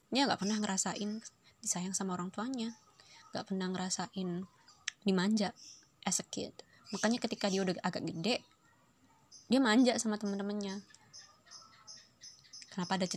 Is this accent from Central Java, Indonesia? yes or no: no; Surabaya, East Java, Indonesia; accent: medok; now in Depok, Indonesia; aku pas mulai ndek Surabaya kayak suwe jadi lek misalnya ngomong gue lo aku rada medok-medok iya sepurane yo rek aku wes suwe kak tinggal dek Depok